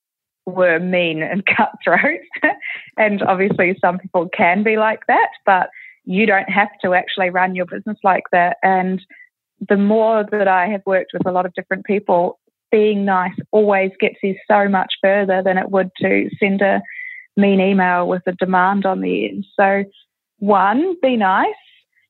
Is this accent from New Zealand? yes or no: yes; New Zealand; I grew up in New Zealand